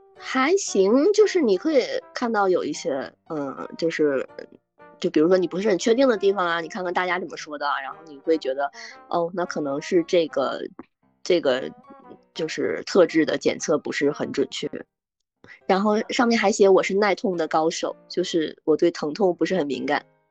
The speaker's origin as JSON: {"language": "Chinese", "region": "Northeast China", "country": "China", "said": "我也是东北人"}